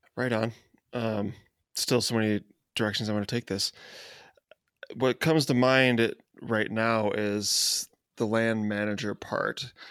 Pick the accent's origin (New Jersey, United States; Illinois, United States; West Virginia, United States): Illinois, United States; Chicago; I'm from Chicago